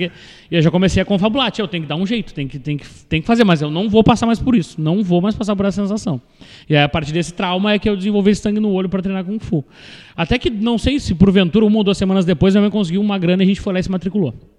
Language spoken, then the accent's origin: Portuguese; Pelotas, Rio Grande do Sul, Brazil; nasci em Pelotas, cresci aqui, me desenvolvi